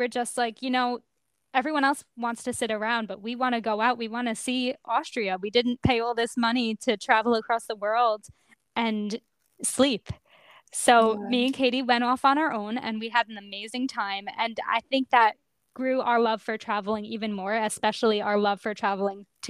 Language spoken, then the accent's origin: English; Long Island, New York, United States; I was born and raised on Long Island, New York